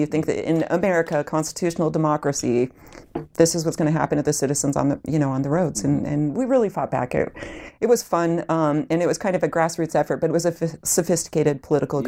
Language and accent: English; Illinois, United States; I'm from Illinois